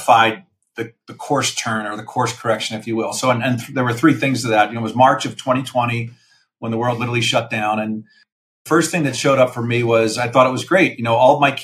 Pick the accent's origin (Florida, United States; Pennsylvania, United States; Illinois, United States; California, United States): Pennsylvania, United States; Philadelphia; born and raised in the Philadelphia area